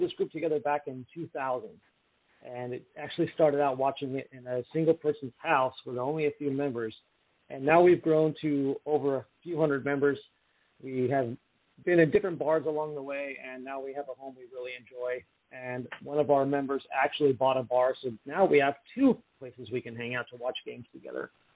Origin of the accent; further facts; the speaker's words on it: Bay Area, California, United States; now in San Diego, United States; I'm originally from the Bay Area